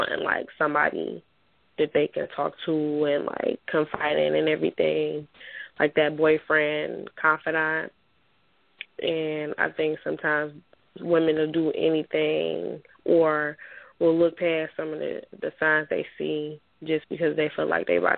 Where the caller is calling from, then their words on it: Detroit, Michigan, United States; I'm calling from Detroit.